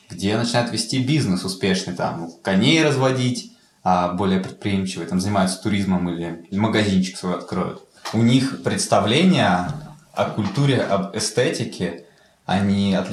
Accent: Altai Krai, Russia; я сам мигрант, я сам приехал сюда из Алтайского края при первой возможности.

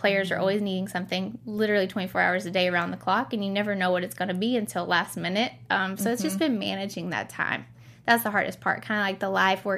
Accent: Western Kentucky, United States; moved away as an adult; also born or lived in San Diego, California; growing up in Western Kentucky

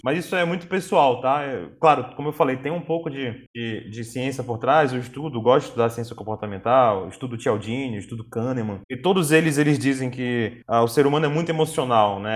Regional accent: Pará, Brazil; A gente, como paraense

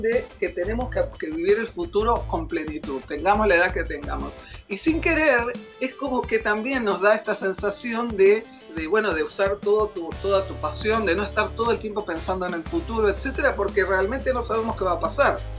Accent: Argentina

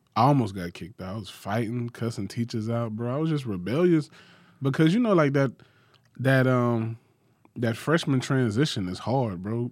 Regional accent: Macon, Georgia, United States; I grew up in Macon, Macon, Georgia

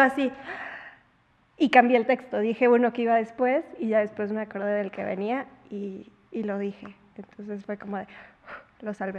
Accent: Puebla, Mexico; nací en Puebla, crecí en Puebla, toda mi vida he vivido en Puebla

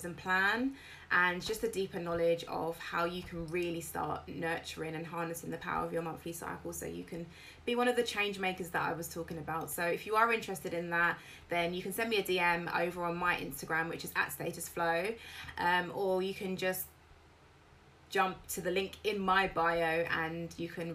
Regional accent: United Kingdom; I'm British.

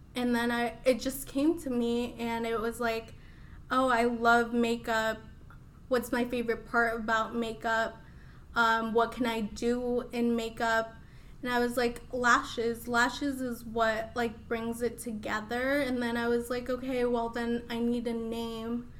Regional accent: Des Moines, Iowa, United States; English is a second language; also born or lived in Mexico City, Mexico; I was actually born in Mexico. Uh, I came here when I was three, and I grew up in Des Moines ever since

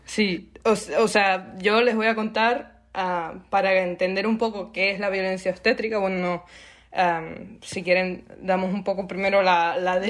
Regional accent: Canary Islands, Spain; soy canaria como Sole

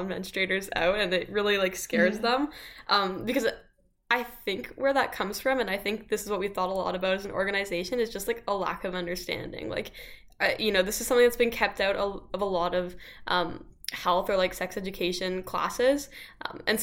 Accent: Canada; as a Canadian

